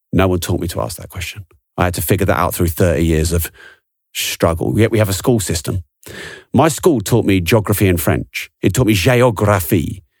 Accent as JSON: {"language": "English", "region": "England", "country": "United Kingdom", "said": "I'm English"}